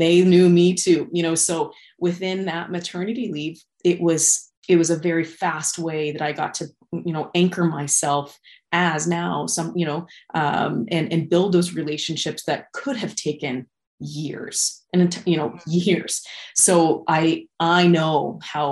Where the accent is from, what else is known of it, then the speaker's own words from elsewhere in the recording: Wichita, Kansas, United States; moved away as an adult; also born or lived in Kelowna, Canada / Cranbrook, Canada; now in Regina, Canada; I was born and raised in Wichita, Kansas.